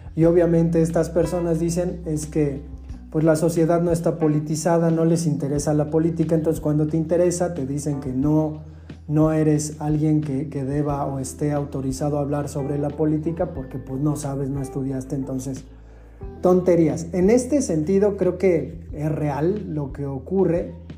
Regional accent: Mexico; en México nosotros decimos, le voy a el Pumas

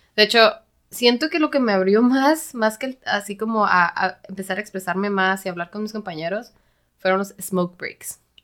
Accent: Mexico; also born or lived in San Diego, United States; los mexicanos somos un poquito más cabroncitos

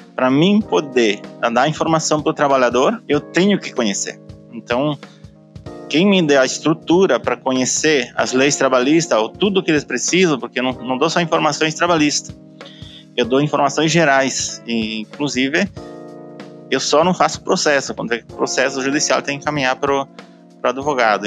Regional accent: Caxias do Sul, Rio Grande do Sul, Brazil; now in Galópolis, Brazil; eu nasci em Santa Lúcia do Piauí, que é um distrito de Caxias do Sul, e eu vim morar pra, em Galópolis aos 16 anos de idade

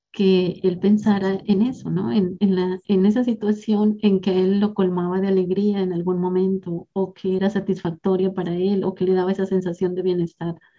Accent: southern Nariño, Colombia; now in Eje Cafetero, Colombia; soy colombiana, nací en la región sur del departamento de Nariño

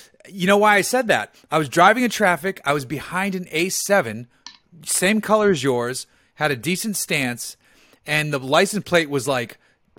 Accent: Boston, Massachusetts, United States; accent: Boston; I would have yelled my Boston accent at him.

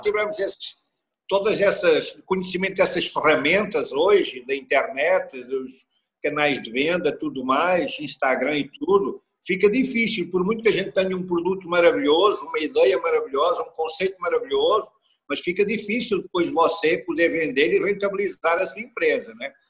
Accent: Coimbra region, Centro, Portugal; also born or lived in Switzerland; now in Brazil; Eu sou originário da região de Coimbra, a minha família vem toda uhum. da região de Coimbra

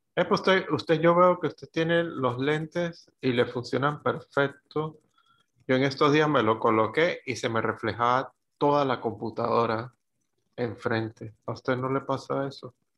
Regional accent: Venezuela; moved away; desde que salí de Venezuela

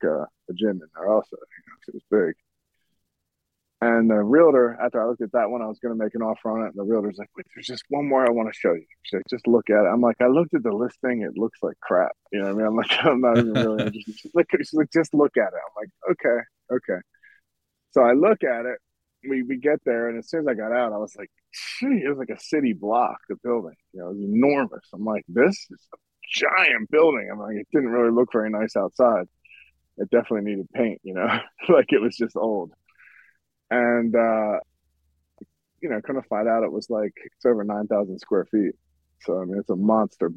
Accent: Philadelphia, Pennsylvania, United States; I'm from Philadelphia originally

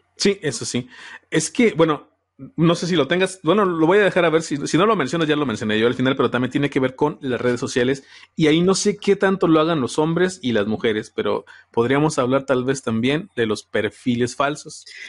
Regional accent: Celaya, Guanajuato, Mexico; yo soy aquí de Celaya, Guanajuato

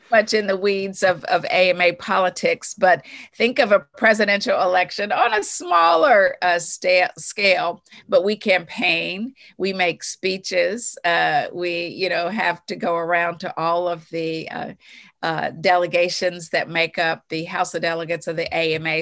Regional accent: Bluefield, West Virginia, United States; moved away; growing up in West Virginia, I'm an only child. My mother was an educator. Uh, my father worked on the railroad, but we had a huge extended family there in Bluefield

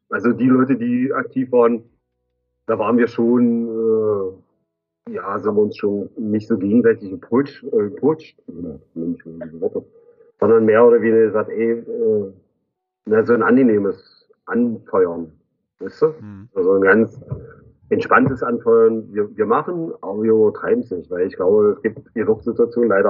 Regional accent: East Germany, Germany; Nein, ich komme aus Ostdeutschland.

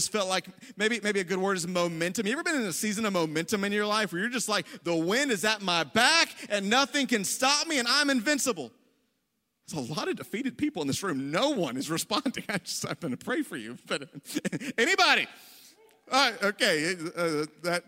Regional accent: the South, United States; now in Ohio, United States; I'm from the South.

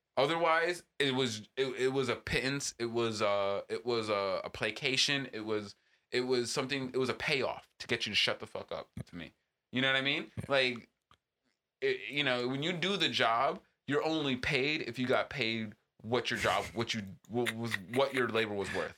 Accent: East Coast, United States; now in Southern California, United States; growing up on the East Coast

